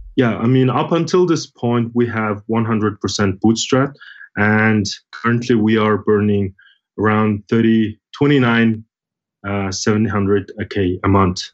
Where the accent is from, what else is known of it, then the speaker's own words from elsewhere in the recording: Mongolia; I'm originally from Mongolia